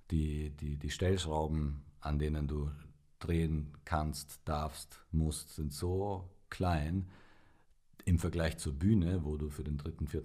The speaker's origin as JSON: {"language": "German", "region": "Bavaria", "country": "Germany", "tie": "born or raised there", "also_born_or_lived": "Romania", "said": "also ich bin in Rumänien geboren"}